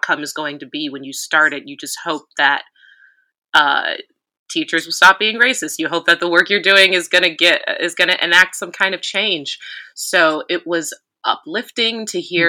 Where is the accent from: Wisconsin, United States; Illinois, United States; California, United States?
Illinois, United States; Chicago; moved away as an adult; also born or lived in Syracuse, New York; I was born in Chicago. I grew up in the city. I love the city